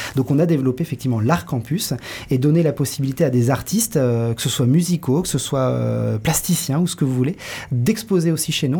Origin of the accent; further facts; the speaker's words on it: Saint-Nazaire, Pays de la Loire, France; moved away as an adult; also born or lived in Nantes; je suis né à Saint-Nazaire, donc sur la côte. J'ai grandi près de la mer.